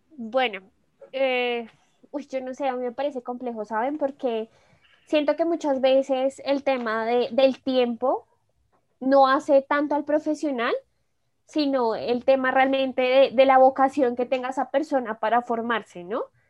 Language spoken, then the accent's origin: Spanish; Colombia; como buen colombiano